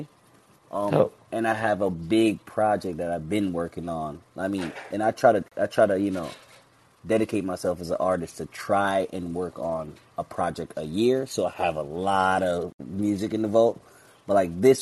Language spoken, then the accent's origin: English; Jamaica; now in Bronx, United States; my background being Jamaican